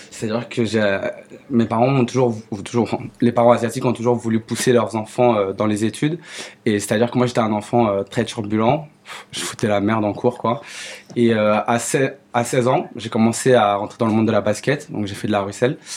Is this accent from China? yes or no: yes; China; je suis chinois, pourquoi pas faire de la cuisine chinoise